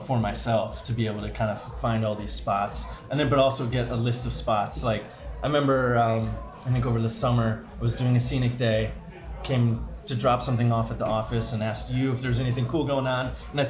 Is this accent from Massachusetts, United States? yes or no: yes; South Shore, Massachusetts, United States; because I'm from the South Shore